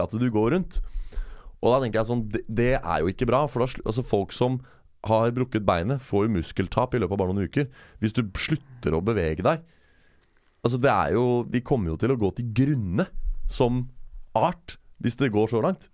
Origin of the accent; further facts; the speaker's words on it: Norway; jeg kommer fra Norge